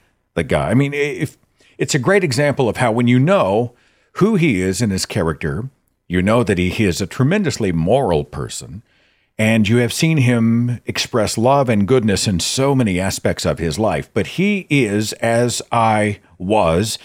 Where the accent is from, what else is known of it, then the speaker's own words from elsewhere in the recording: Oklahoma, United States; Oklahoma, my home state